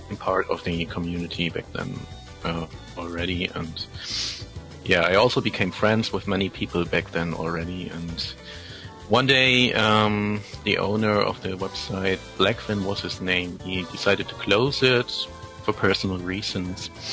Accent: Germany; first language German; English is a second language; I'm from Germany, and German is my first language

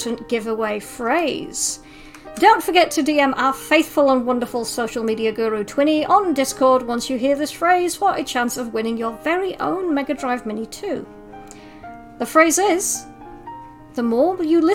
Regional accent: Yorkshire and the Humber, United Kingdom; But I'm from Yorkshire

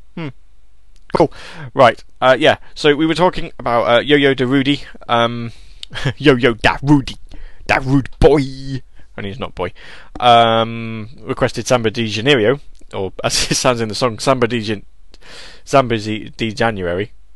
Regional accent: England, United Kingdom; accent: proper British accent; I'm I'm English. We English people sound like this all the time

